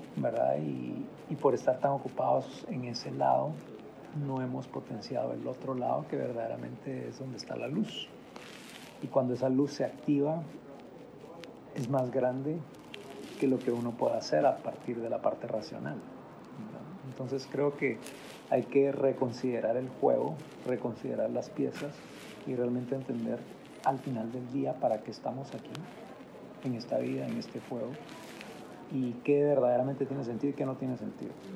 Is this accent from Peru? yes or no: no; Guatemala; nosotros nacimos en Guatemala, estamos en Guatemala